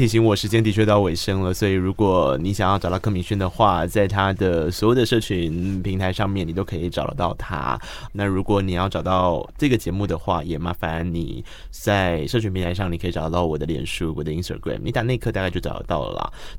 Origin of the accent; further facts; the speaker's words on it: Tainan, Taiwan; 我台南人哦